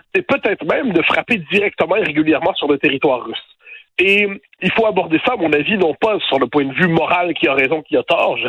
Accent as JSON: {"language": "French", "region": "Quebec", "country": "Canada", "moved": "yes", "lives_now": "France", "said": "je suis québécois, euh, juridiquement je suis canadien apparemment, je dire euh, je vis en France"}